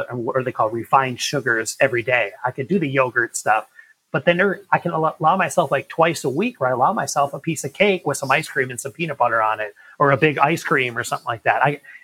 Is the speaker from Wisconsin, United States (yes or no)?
yes; Milwaukee, Wisconsin, United States; moved away as an adult; now in Rapid City, United States; I was born and raised 28 years in Milwaukee, Wisconsin